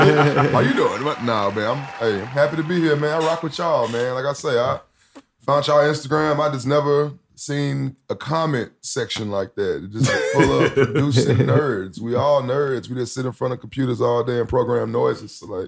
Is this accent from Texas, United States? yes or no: yes; Houston, Texas, United States; Yeah, I'm from H-Town.